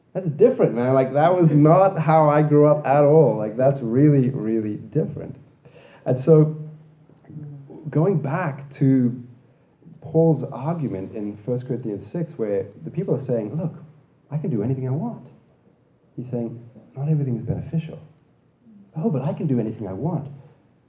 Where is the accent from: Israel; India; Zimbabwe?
Zimbabwe; also born or lived in Australia; now in Canada; I grew up in Zimbabwe where dogs were not allowed inside the house